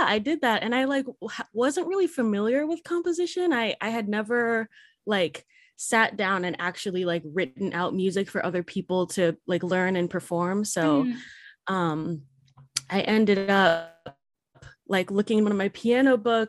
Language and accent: English; Berkeley, California, United States; now in Napa, United States; I was born in Berkeley, California